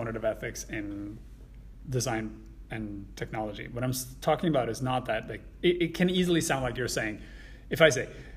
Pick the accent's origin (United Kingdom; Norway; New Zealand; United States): Norway; English is a second language; moved away as an adult; now in Vancouver, Canada; even though if I live in Canada longer than I lived in Norway, I will still always be a bicultural person, because my entire formative childhood was in a different culture